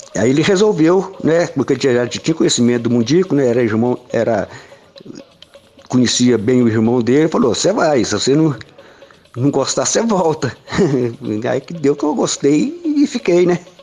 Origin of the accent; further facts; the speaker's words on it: Oliveira, Minas Gerais, Brazil; also born or lived in São Paulo; eu sou aqui de Oliveira, né? Mas a minha família reside toda aqui em Morto Ferro. Morto Ferro é um distrito de Oliveira. E eu comecei aqui em Morto Ferro